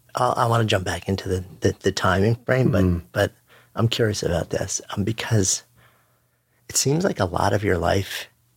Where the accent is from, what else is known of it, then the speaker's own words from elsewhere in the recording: Long Island, New York, United States; I'm a Long Island boy. I grew up in Washington.